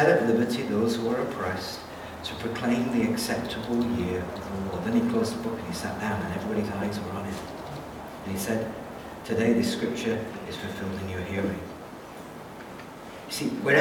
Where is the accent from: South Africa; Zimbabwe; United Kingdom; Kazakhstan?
United Kingdom; England; moved away as an adult; also born or lived in Austria / Hungary; now in New Zealand; I'm an Englishman and a Kiwi